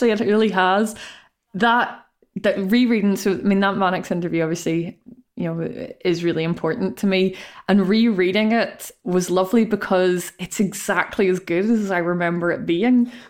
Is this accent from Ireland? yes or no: yes; Ireland; Failure as an Irish woman, there for you.